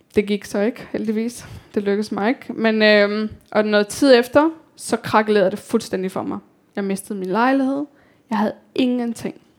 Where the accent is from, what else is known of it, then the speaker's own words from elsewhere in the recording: Copenhagen, Capital Region of Denmark, Denmark; also born or lived in Kabul, Afghanistan / India / Slangerup, Denmark; Social Boligbyggeri på Amager, Telemarksgården, som hvor jeg voksede op